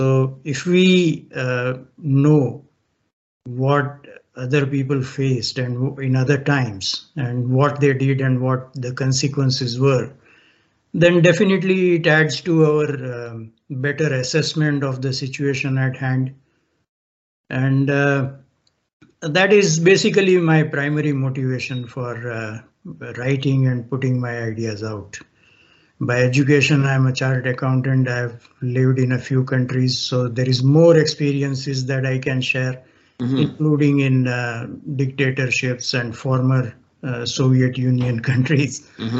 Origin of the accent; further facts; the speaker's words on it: India; moved away as an adult; also born or lived in Kenya / United Arab Emirates; now in Canada; Well, I grew up in India